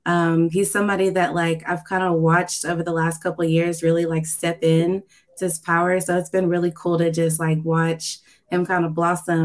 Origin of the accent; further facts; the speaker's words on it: Tennessee, United States; from East Tennessee.